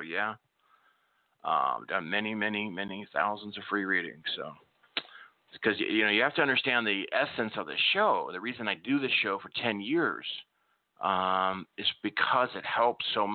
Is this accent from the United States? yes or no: yes; Nebraska, United States; I grew up in Nebraska, and we had a lot of snow